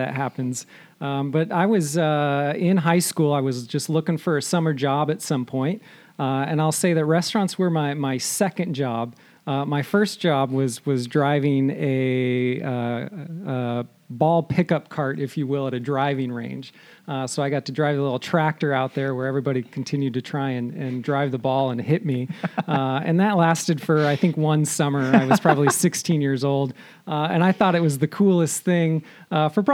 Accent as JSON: {"language": "English", "town": "Seattle", "region": "Washington", "country": "United States", "tie": "born or raised there", "also_born_or_lived": "Honolulu, Hawaii", "lives_now": "Camano Island, United States", "said": "born and raised in the Seattle area, kind of south of Seattle"}